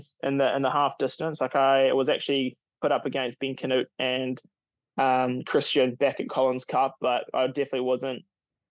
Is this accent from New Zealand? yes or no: yes; Taupo, Waikato, New Zealand; I was born in Taupo